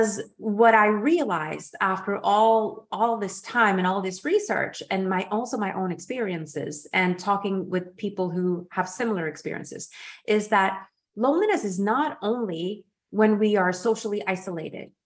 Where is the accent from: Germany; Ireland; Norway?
Norway; moved away; also born or lived in Geneva; in Norway, in my home country. I was living in Geneva